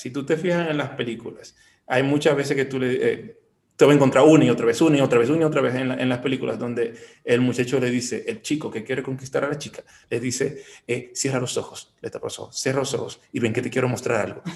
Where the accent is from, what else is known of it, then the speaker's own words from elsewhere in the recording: Bonao, Monseñor Nouel, Dominican Republic; now in Santiago, Dominican Republic; En Bonao, yo vengo de Bonao, yo soy de Bonao